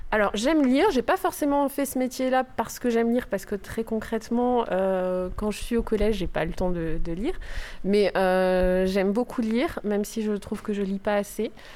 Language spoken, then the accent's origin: French; the North, France; moved away as an adult; je suis arrivée dans une ville que je ne connaissais pas, puisque moi je viens du Nord